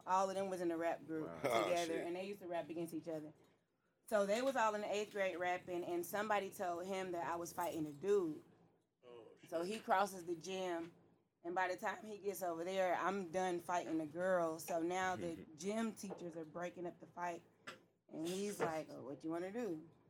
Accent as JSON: {"language": "English", "country": "Germany", "tie": "born there", "said": "He was born in Washington. I was born in Germany."}